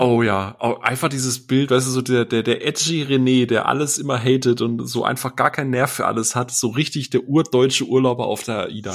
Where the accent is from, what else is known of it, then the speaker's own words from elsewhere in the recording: Bavaria, Germany; also für mich als Bayer ist alles außerhalb der Grenzen schon Ausland.